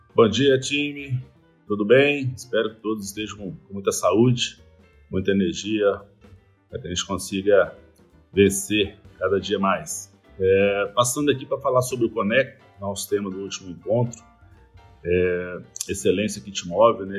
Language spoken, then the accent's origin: Portuguese; Populina, São Paulo, Brazil; moved away; also born or lived in Fernandópolis / São José do Rio Preto / Belo Horizonte; eu, eu, sou de, de Populina, interior de São Paulo